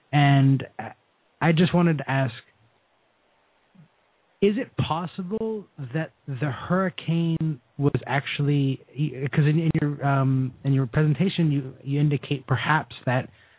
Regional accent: Florida, United States; I'm from Florida.

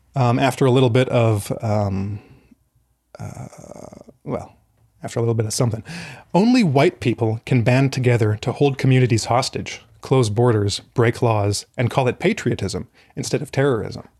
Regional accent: Alberta, Canada; moved away; I am originally from Alberta in Canada

